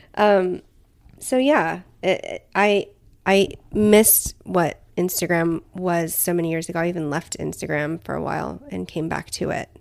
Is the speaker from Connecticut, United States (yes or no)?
no; Southern California, United States; I've lived in Southern California for the majority of my life